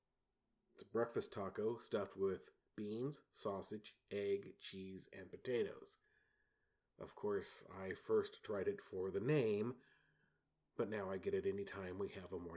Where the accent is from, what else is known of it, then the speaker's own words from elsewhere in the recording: San Antonio, Texas, United States; I grew up in San Antonio, which has hard water